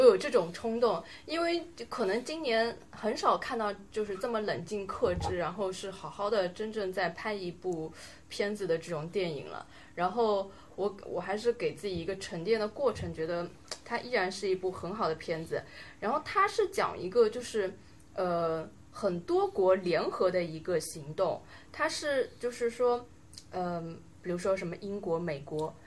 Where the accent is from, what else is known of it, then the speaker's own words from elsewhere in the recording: China; 就是我们中国人去看